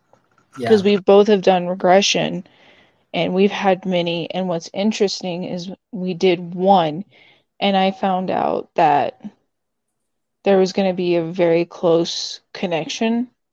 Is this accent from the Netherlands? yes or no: yes; Netherlands; We're all from the Netherlands.